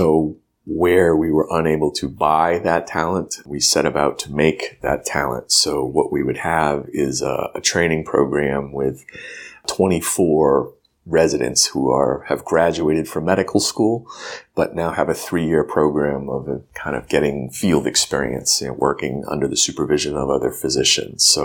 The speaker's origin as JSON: {"language": "English", "region": "New Hampshire", "country": "United States", "said": "I'm from New Hampshire"}